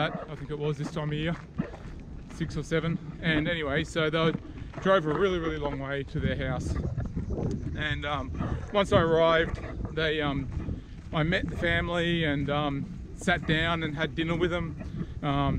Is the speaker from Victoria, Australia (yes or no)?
no; Brisbane, Queensland, Australia; I'm from Brisbane.